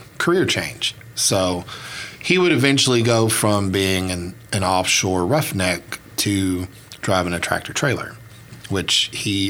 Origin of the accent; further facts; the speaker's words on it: United States; now in Oklahoma, United States; I was born on the Southeast Gulf Coast. I am from a region of the Southeast Gulf Coast called the Alamis region, which is right on the state line of Alabama and Mississippi